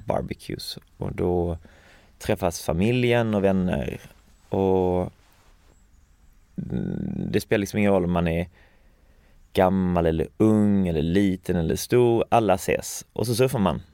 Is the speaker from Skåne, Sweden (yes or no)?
yes; Falsterbo, Skåne, Sweden; also born or lived in Hawaii / Lund; jag växte upp um, i Skalna Falsterbo som mm. ligger i sydvästra Skåne